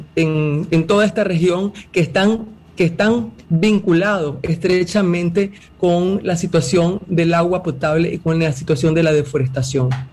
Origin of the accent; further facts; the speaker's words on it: Nicaragua; Yo como nicaragüense